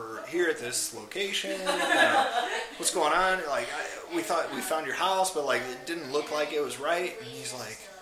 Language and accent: English; United States; we're American.